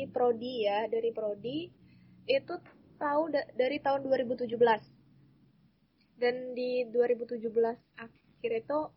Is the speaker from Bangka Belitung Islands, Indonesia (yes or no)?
yes; Pangkal Pinang, Bangka Belitung Islands, Indonesia; Aku asal Pangkal Pinang, Bangka Belitung.